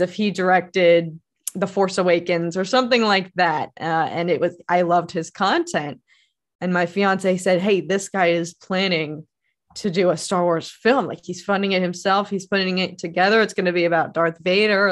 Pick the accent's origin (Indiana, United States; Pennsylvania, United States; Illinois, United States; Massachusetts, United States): Pennsylvania, United States; Philadelphia area; I grew up in the Philadelphia area and went to Temple